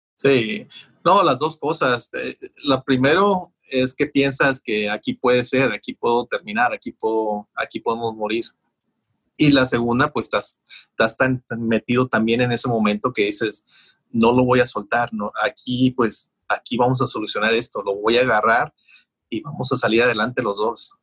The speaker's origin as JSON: {"language": "Spanish", "town": "Mexicali", "region": "Baja California", "country": "Mexico", "tie": "born or raised there", "also_born_or_lived": "Calexico, California", "moved": "yes", "lives_now": "United States", "said": "Cuando yo crecí en Mexicali, yo crecí con un padre alcohólico"}